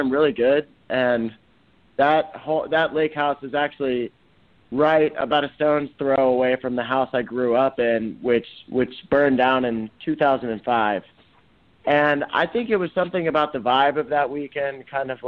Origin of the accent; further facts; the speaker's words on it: Memphis, Tennessee, United States; now in Nashville, United States; I'm from Memphis originally